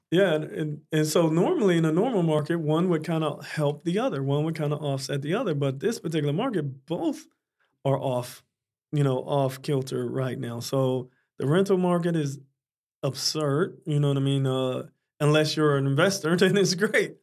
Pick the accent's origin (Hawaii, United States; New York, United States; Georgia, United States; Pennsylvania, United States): Pennsylvania, United States; Pittsburgh; also born or lived in Dallas, Texas; now in Florida, United States; I'm originally from Pittsburgh, Pennsylvania.